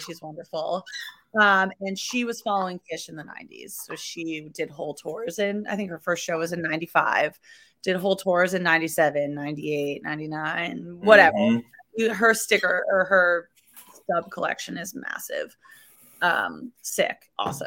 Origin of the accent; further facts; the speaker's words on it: Massachusetts, United States; moved away as an adult; also born or lived in Buffalo, New York; now in New York City, United States; I was born in Buffalo, New York. I grew up in Massachusetts.